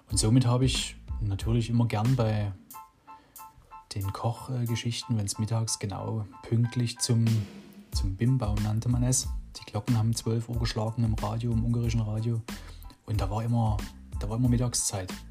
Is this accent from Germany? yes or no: yes; Dresden, Saxony, Germany; also born or lived in Radebeul; meine Mutsch, mich in Radebeul zur Welt bringen. Genau. Ja, oh, dann sind wir natürlich viel, oder wir sind in Dresden halt aufgewachsen, ne, in der Dresdner Neustadt.